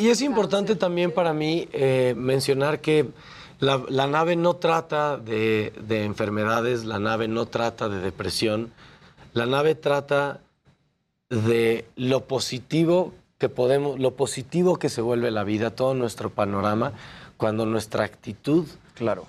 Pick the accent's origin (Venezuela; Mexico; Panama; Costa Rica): Mexico; nosotros como mexicanos creativos